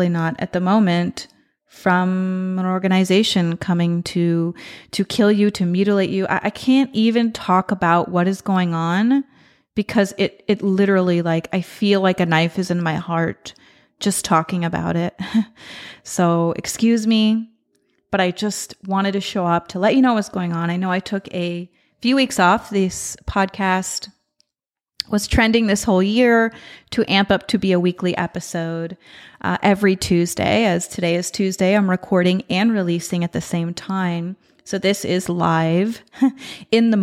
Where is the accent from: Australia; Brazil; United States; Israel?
Israel; moved away; my home country, in Israel